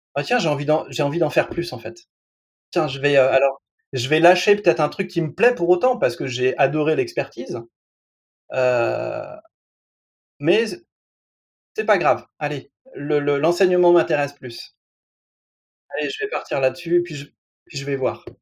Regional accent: France; je suis un Français moyen, je passe mes 3 heures par jour devant la télé

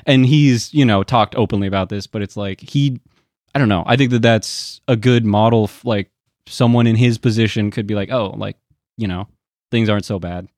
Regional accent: Portland, Oregon, United States; born or raised there; moved away

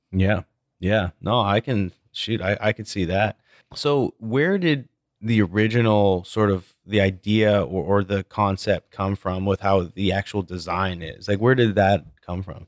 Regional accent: Canada; a Canadian like myself

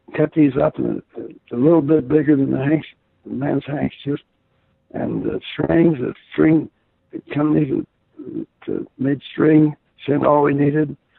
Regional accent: Garland, Utah, United States; I was from Garland, Utah

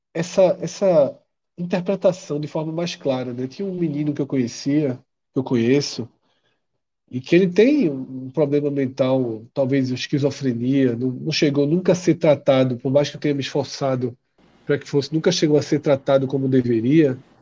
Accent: Olinda, Pernambuco, Brazil; Eu, quando era criança, anos 80, em Casa Caiada, ali, Casa Caiada com Jardim Atlântico

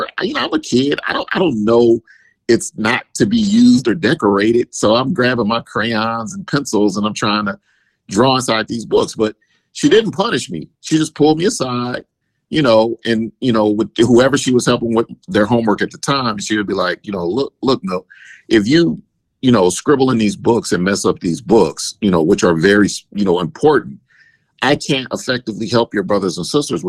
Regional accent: Oakland, California, United States; I was born and raised in East Oakland my entire life

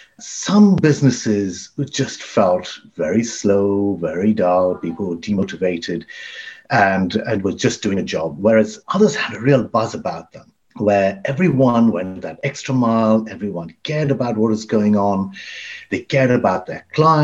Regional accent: Dubai, United Arab Emirates; moved away as an adult; also born or lived in Pakistan; now in United Kingdom; My mother was born in Africa. My father was born in India. They met and I was born in Pakistan, and then the family moved to Dubai, where I went to school, and I then came to university, to the London School of Economics in London

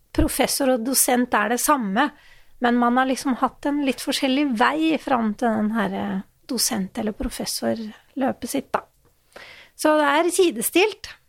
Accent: Hamar, Innlandet, Norway; moved away; Og jeg er jo fra Hamar, egentlig.

